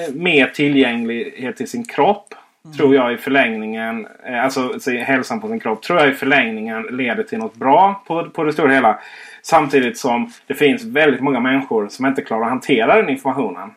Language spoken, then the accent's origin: Swedish; Blekinge, Sweden; Jag är ju faktiskt från Blekinge, inte Skåne